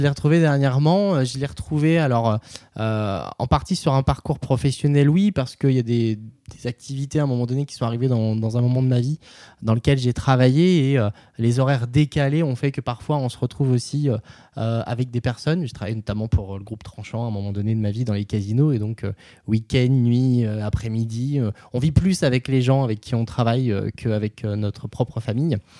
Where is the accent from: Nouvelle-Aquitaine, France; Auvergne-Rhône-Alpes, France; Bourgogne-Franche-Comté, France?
Bourgogne-Franche-Comté, France; Nevers; à Nevers, dans le centre de la France, qui est ma région d'origine